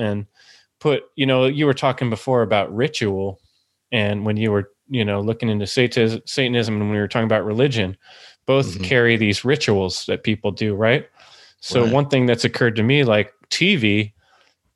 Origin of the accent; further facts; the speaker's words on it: San Jose, California, United States; I grew up in East San Jose and my high school had two police officers